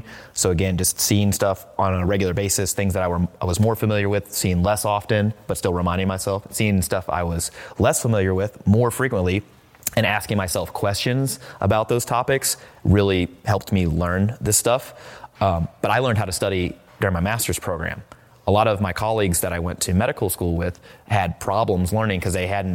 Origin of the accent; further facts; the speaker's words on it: Midwest, United States; moved away; I'm from the Midwest.